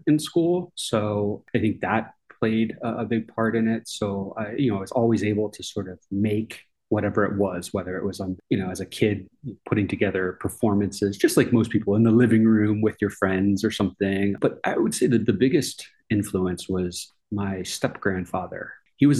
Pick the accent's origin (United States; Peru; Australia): United States; Tampa, Florida; moved away as an adult; also born or lived in Boston, Massachusetts / Georgia; now in Arkansas, United States; I grew up in Florida